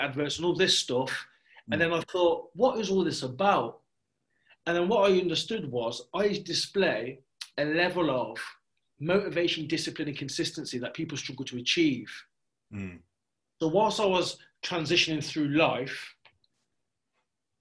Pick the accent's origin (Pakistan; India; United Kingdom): United Kingdom; Coventry, West Midlands; I grew up in Coventry in a council house full of four women.